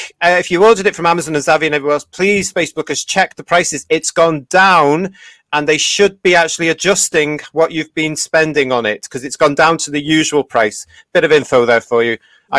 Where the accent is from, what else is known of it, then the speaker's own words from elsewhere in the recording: London, United Kingdom; I'm from London, innit?